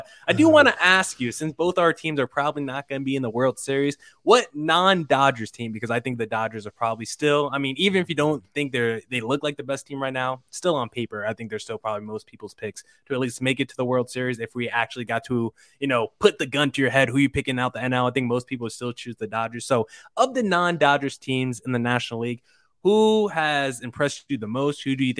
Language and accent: English; New Jersey, United States; I'm also from New Jersey, so I feel like I'm biased.